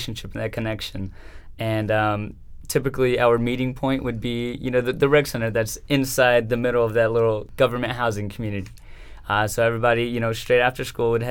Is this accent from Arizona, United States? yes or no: yes; Chandler, Arizona, United States; also born or lived in Salinas, California; I am from Salinas, California, but raised here in Chandler. We came from California when I was around like 5 years old.